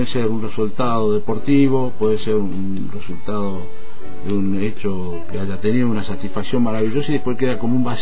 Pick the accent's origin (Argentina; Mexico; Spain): Argentina; moved away as an adult; now in Switzerland; ya estando viviendo en Suiza, yo me fui en el año 81 de Argentina. Bueno, después regresé al 82, pasó todo lo de Malvinas y todo el drama